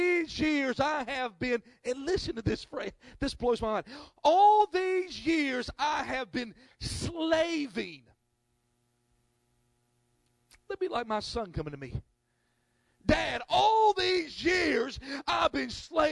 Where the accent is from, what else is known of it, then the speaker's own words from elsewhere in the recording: North Carolina, United States; I'm from North Carolina